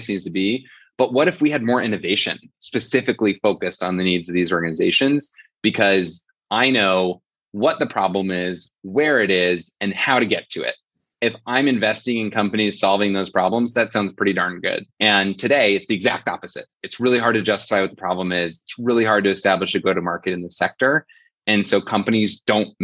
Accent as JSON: {"language": "English", "town": "Fort Wayne", "region": "Indiana", "country": "United States", "tie": "born or raised there", "also_born_or_lived": "Philadelphia", "moved": "yes", "lives_now": "New York City, United States", "said": "Fort Wayne, Indiana, my hometown, New York City, my adopted town"}